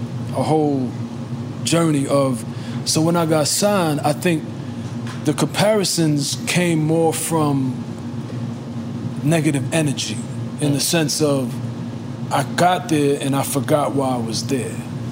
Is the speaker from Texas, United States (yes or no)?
no; New York City, New York, United States; I'm from Brooklyn, too.